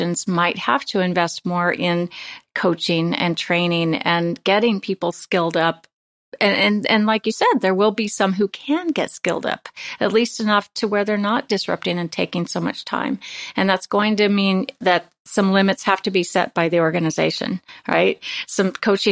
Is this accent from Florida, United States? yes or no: no; Nebraska, United States; my home state of Nebraska